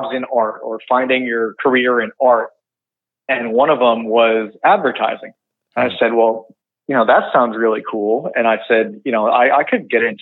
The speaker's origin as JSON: {"language": "English", "town": "West Creek", "region": "New Jersey", "country": "United States", "said": "I am from West Creek, New Jersey, by Long Beach Island"}